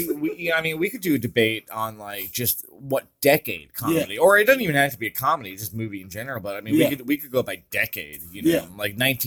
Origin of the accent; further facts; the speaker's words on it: New York, United States; I'm from New York. So yeah. I'm sure that from time to time, you will hear my accent come out.